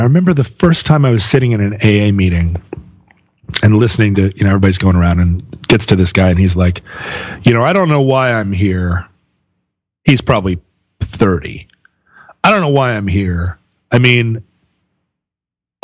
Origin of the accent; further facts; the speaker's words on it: Alaska, United States; growing up in Alaska in the 70s